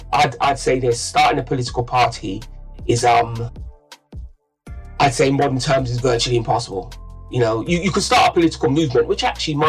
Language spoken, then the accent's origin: English; London, United Kingdom; I watched the part of London I grew up in change a lot